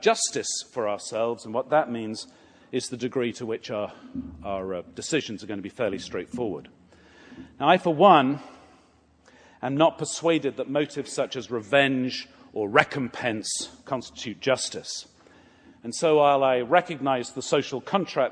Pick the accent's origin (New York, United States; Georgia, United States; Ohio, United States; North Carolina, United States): Georgia, United States; Atlanta; I'm from Atlanta